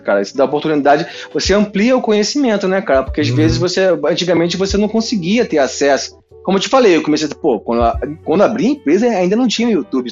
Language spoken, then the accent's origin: Portuguese; Rio de Janeiro, Brazil; Eu, eu sou nascido e criado em Campo Grande